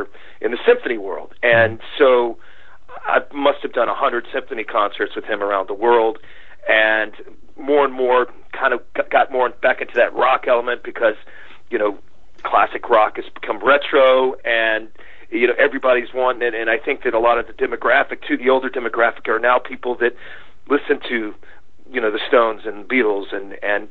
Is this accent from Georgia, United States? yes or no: yes; Atlanta, Georgia, United States; I grew up in around Atlanta